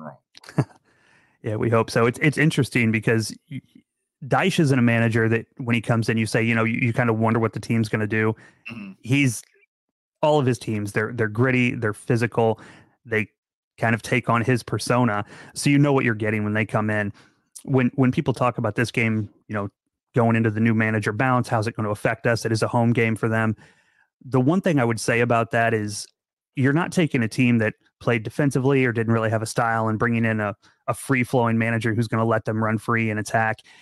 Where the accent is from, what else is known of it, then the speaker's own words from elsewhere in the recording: Central Illinois, United States; moved away; my hometown. I've moved away now